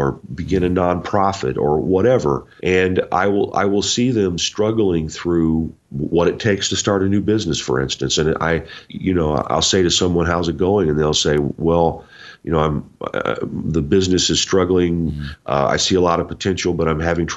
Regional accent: Indiana, United States; moved away; I'm originally from Indiana

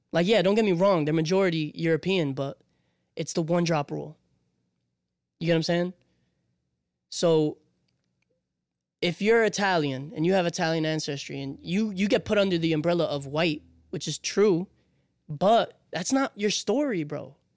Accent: Puerto Rico; I come from Puerto Rico.

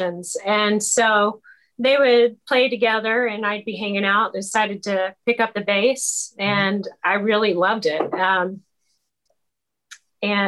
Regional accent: Arlington, Texas, United States; I was born in Arlington, Texas

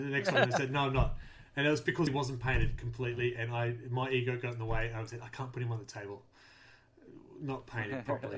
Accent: Australia; My accent's a bit weird for the non-Aussies and sometimes for the Aussies.

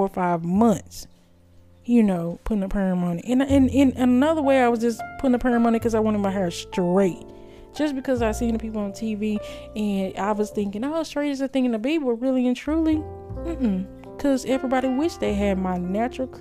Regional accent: United States; I'm not from no tribe. I'm an American

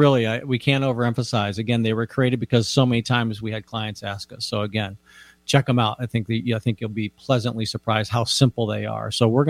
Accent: United States; moved away; I grew up out east in the Washington National Cathedral. I grew up outside of Washington, D.C.

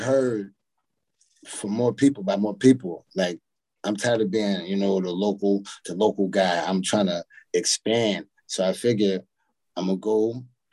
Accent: Utica, New York, United States; I'm born and raised in Utica, New York, upstate. 315.

